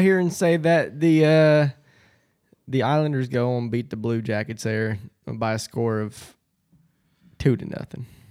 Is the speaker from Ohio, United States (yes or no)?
yes; London, Ohio, United States; I'm from London, same thing as Galpolis.